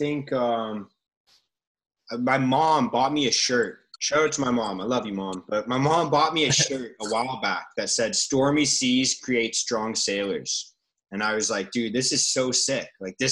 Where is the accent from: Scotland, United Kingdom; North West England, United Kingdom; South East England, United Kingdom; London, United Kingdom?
London, United Kingdom; Richmond; I grew up in Richmond, so I grew up playing for Richmond Rugby Club, would host the opposing team at your clubhouse. So we were sponsored by a little pub in Richmond